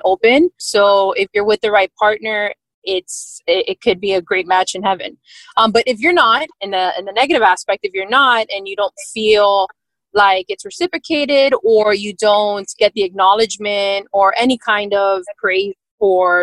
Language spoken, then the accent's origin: English; Miami, Florida, United States; born and raised in Miami.